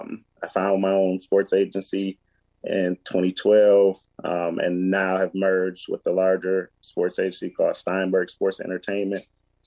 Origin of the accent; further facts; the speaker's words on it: Detroit, Michigan, United States; also born or lived in Waco, Texas; born and raised in Detroit, graduated from UD Jesuit High School, and then finished my undergrad at Baylor University in Waco, Texas.